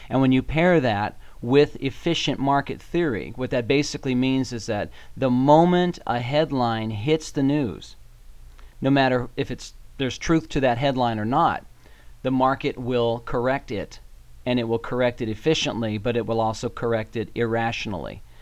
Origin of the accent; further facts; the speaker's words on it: Colorado, United States; I am from Colorado. I hail from, I think, the prettiest state in the union.